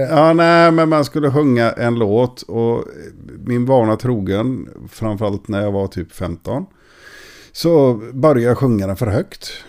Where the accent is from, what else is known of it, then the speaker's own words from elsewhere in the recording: Gothenburg, Västra Götaland, Sweden; i Göteborg. Jo, det, det, är mina hemtrakter.